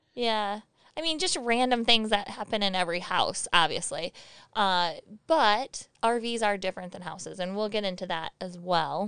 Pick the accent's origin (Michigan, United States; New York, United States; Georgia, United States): Michigan, United States; moved away; we're from Michigan